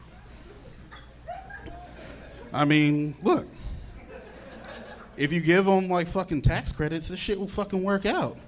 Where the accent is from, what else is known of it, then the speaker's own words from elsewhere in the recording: New York City, New York, United States; moved away as an adult; now in Los Angeles, United States; I was born in New York City